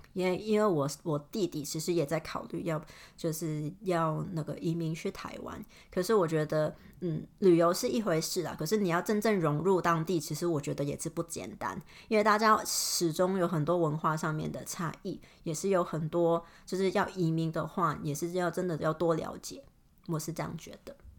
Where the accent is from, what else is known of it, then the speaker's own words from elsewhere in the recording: Hong Kong; first language Cantonese; Chinese is a second language; moved away as an adult; now in Melbourne, Australia; 我也是香港长大的香港人